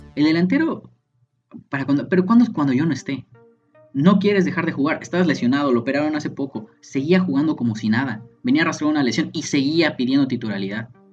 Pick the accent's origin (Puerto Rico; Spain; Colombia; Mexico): Mexico; nosotros como mexicanos, como estudiantes